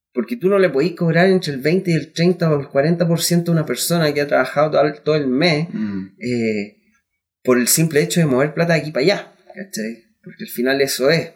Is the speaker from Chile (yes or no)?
yes; Concepción, Biobío, Chile; nosotros somos de Conce, somos un grupo de cuatro amigos